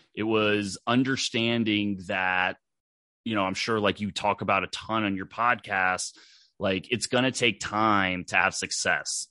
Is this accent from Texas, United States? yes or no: yes; Dallas, Texas, United States; I grew up in Dallas, Texas